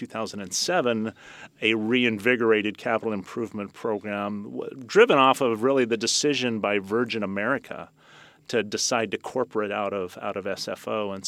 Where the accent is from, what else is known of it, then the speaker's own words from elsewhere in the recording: Millbrae, California, United States; also born or lived in San Francisco; I was born in San Francisco and grew up in Millbrae.